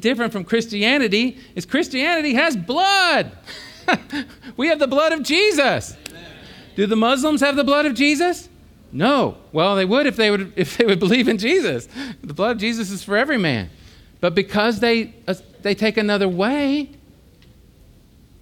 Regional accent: United States; I was born in America

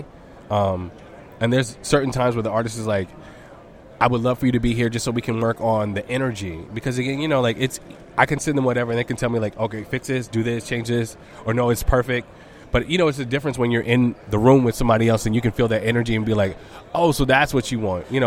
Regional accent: Birmingham, Alabama, United States; we're two kids from Birmingham who like had a dream, who used to perform locally.

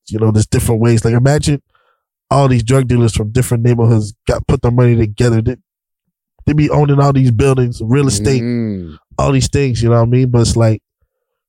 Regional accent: Ottawa, Ontario, Canada; I'm from Chinatown. Luckily, I grew up in a neighborhood where it's like, there was no politics

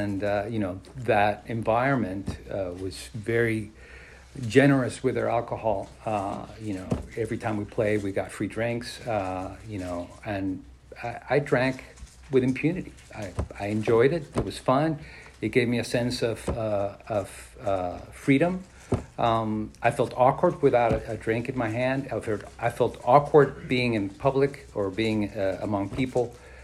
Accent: Mexico City, Mexico; I was born and raised in Mexico City

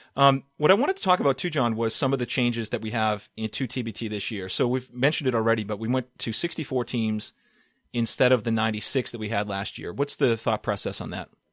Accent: Boston, Massachusetts, United States; born or raised there

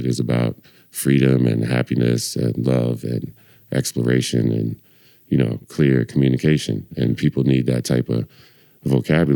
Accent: Lakewood, New Jersey, United States; now in Philadelphia, United States; I'm from Lakewood, New Jersey

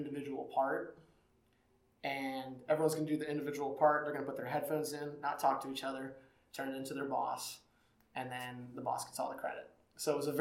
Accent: Cedarville, Ohio, United States; I grew up in Cedarville, Ohio. I grew up on a farm in the middle of nowhere, about 1 hour 10 north of Cincinnati

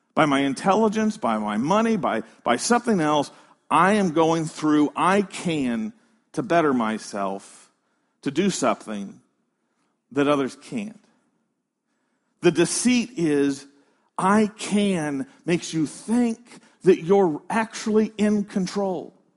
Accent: United States; We're American.

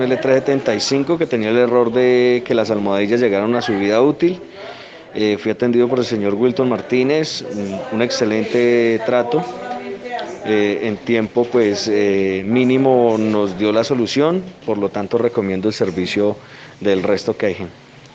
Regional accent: Colombia; soy de Colombia

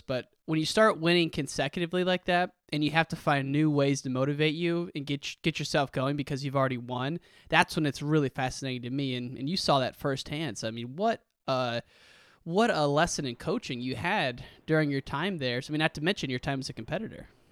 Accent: Western Illinois, United States; I grew up in Western Illinois, an hour from University of Iowa

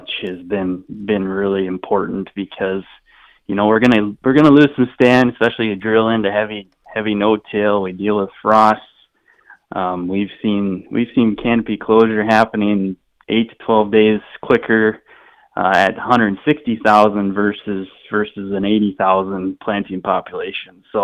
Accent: Southeast South Dakota, United States; now in North Dakota, United States; I'm originally from Southeast South Dakota

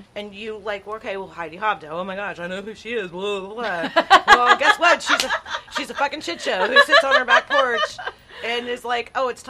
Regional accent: Texas, United States; born there; also born or lived in Tyler, Texas; So, I was born in the Rio Grande Valley. Before I was 5 years old, I think we lived somewhere, Tyler, Texas.

